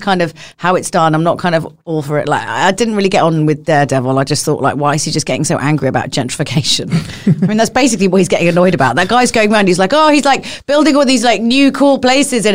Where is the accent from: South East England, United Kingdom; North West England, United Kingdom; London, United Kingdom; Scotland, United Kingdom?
London, United Kingdom; I come from London.